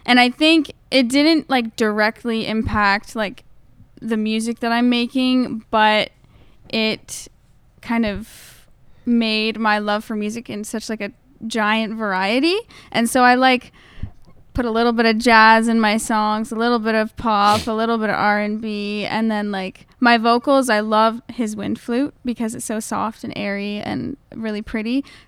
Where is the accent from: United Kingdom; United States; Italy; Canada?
Canada; Napanee, Ontario; Well, I grew up in a very small town.